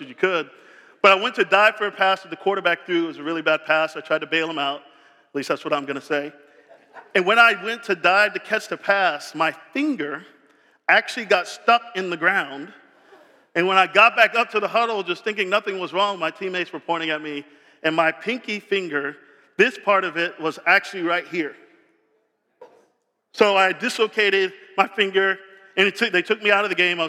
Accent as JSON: {"language": "English", "town": "Tampa", "region": "Florida", "country": "United States", "tie": "born or raised there", "said": "I grew up in Tampa."}